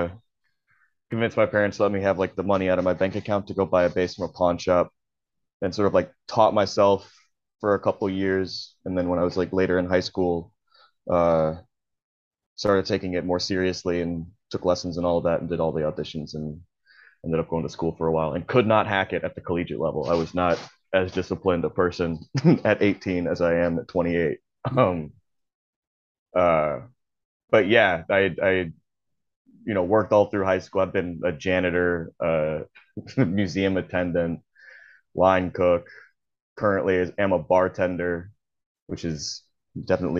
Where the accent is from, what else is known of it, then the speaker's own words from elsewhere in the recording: Georgia, United States; also born or lived in Texas / California; did most of my like early childhood and early teens in Georgia.